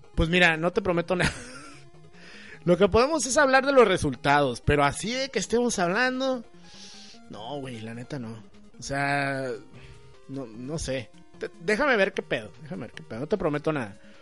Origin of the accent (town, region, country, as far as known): Mexico